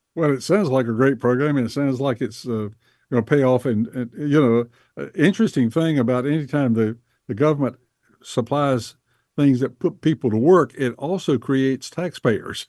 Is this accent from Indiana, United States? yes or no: no; Bessemer City, North Carolina, United States; born or raised there